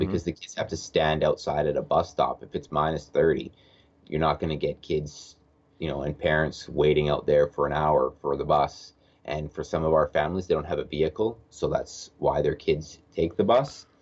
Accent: Edmonton, Alberta, Canada; I am from Edmonton, Alberta, Canada

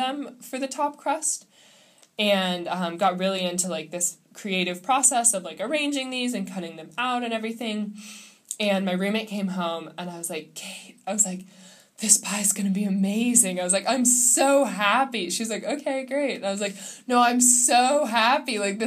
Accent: Midwest, United States; growing up in the Midwest

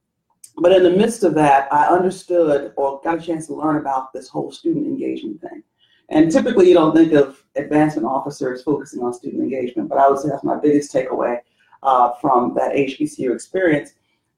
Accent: London, United Kingdom; also born or lived in Zimbabwe / Birmingham, Alabama, United States; I was born in Zimbabwe, Africa. I grew up in London, England, and in Birmingham, Alabama.

